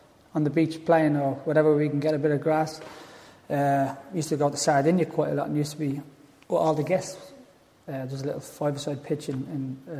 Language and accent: English; Dublin, Leinster, Ireland; moved away; All of us from my area where I was brought up in Tala